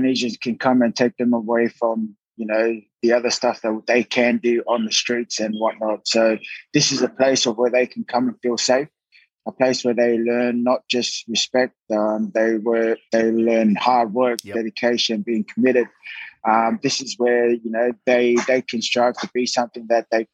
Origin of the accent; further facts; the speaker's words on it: Sydney, New South Wales, Australia; moved away; back where I grew up in Mount Druitt